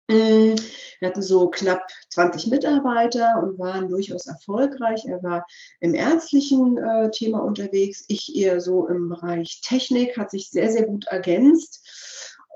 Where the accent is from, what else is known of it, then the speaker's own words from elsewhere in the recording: East Germany, Germany; wir kommen ja klassisch aus der DDR. Mein Großvater hat in der DDR ähm, also ehemals DDR, Verzeihung bitte